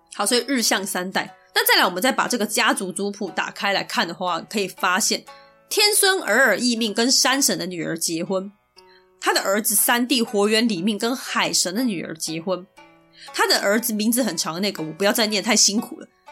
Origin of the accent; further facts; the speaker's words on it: Taiwan; 我们生在台湾，就是生在这个华人社会